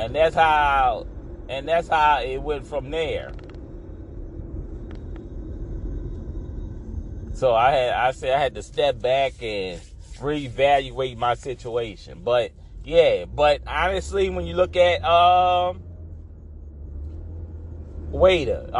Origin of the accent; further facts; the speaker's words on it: Louisiana, United States; I'm from Louisiana